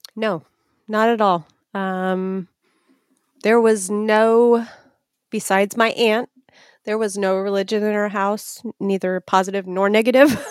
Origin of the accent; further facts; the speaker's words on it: Etna Green, Indiana, United States; a mile from where I'm at right now in Etna Green, Indiana. So I've lived in the same vicinity, one mile apart in three different houses my entire life